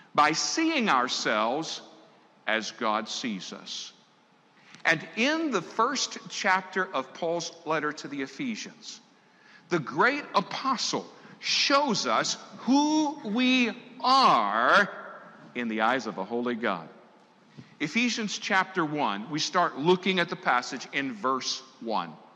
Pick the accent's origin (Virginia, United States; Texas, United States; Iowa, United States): Virginia, United States; Tidewater area of; I grew up in the Tidewater area of Virginia.